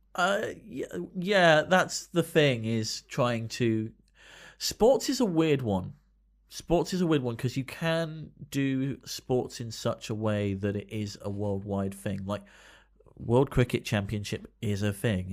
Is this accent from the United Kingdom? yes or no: yes; United Kingdom